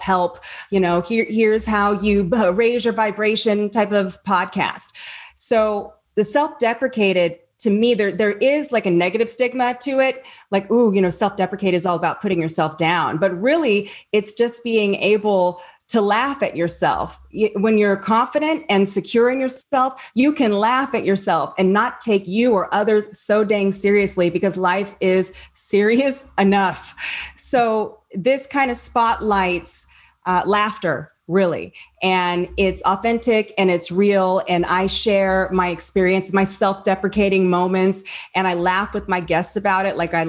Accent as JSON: {"language": "English", "town": "Apple Valley", "region": "California", "country": "United States", "said": "I'm Apple Valley"}